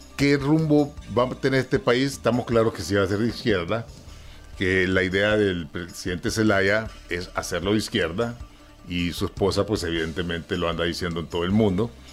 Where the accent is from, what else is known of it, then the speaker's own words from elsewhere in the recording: Honduras; nosotros como hondureños